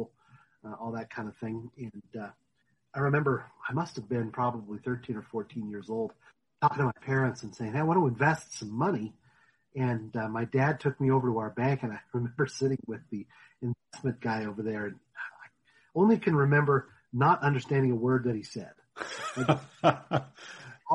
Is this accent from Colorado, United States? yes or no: yes; Denver, Colorado, United States; I grew up in the Denver area and have been here all my life